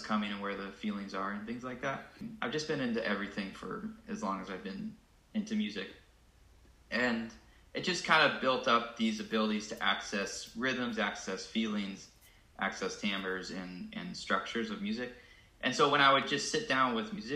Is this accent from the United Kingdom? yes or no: no; St. Louis, Missouri, United States; moved away; also born or lived in Indiana / New England; I'm originally from St. Louis, grew up playing the drums and percussion